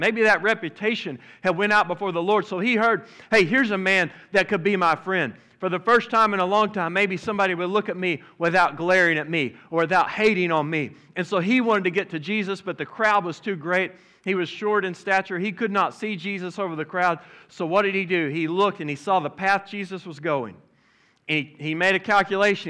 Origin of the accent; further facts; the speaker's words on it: Oklahoma, United States; now in Fort Smith, United States; I'm from Oklahoma